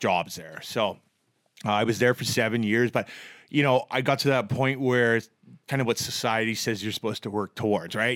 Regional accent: Vancouver, British Columbia, Canada; also born or lived in Edmonton; I'm from Vancouver

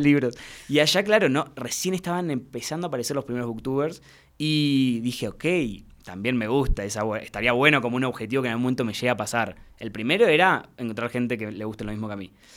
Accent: Mar del Plata, Buenos Aires Province, Argentina; now in Buenos Aires, Argentina; yo soy de Mar del Plata, que es una ciudad eh, cerquita de, Buenos Aires

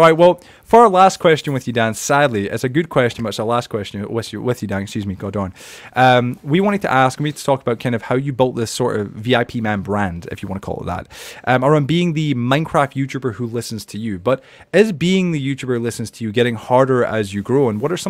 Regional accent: Edinburgh, Scotland, United Kingdom; because I grew up in Edinburgh in Scotland, the capital, but depending with Glasgow. But at the end of the day, where I grew up, that's how everybody sounded

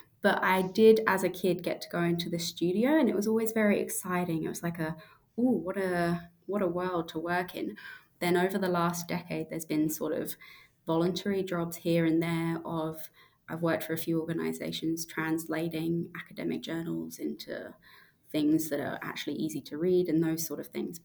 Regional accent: South East England, United Kingdom; moved away as an adult; also born or lived in Manchester, United Kingdom / Queensland, Australia; now in Tasmania, Australia; So I'm from the UK originally, from just outside London in the south of England

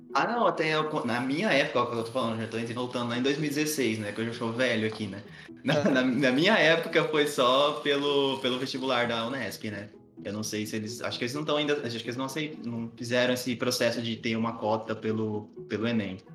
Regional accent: Palestina, São Paulo, Brazil; now in Araraquara, Brazil; A minha cidade natal, vocês vão acreditar, mas é real. É Palestina

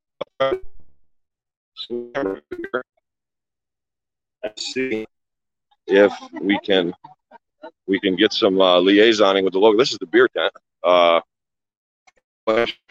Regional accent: Deposit, New York, United States; my hometown of Deposit, New York

